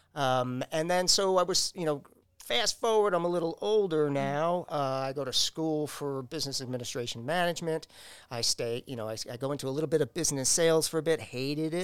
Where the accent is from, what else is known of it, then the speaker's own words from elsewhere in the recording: New York, United States; now in Downers Grove, United States; I grew up in New York